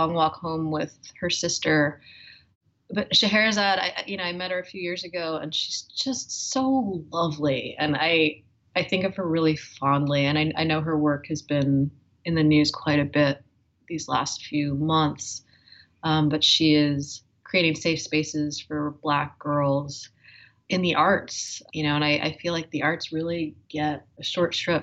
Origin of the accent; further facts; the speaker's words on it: Northeast, United States; also born or lived in Boston / New York; growing up in the Northeast, mostly in Boston and New York